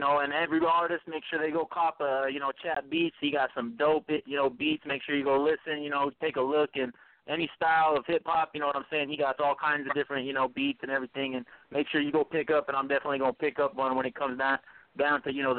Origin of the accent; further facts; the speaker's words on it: Salt Lake City, Utah, United States; from Salt Lake City, Utah.